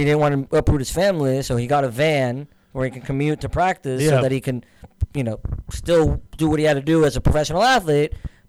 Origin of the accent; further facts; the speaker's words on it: San Diego, California, United States; the team I hate the most growing up in San Diego.